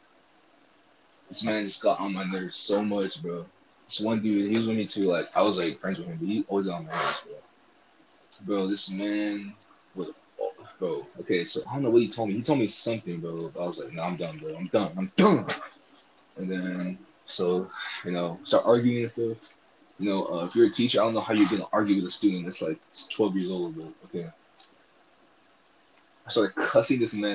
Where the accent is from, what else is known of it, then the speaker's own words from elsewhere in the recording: California, United States; I'm originally from California, 619